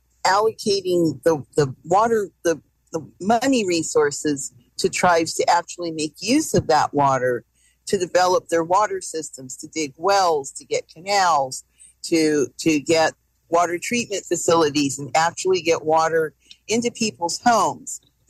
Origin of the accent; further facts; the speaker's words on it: California, United States; I am from California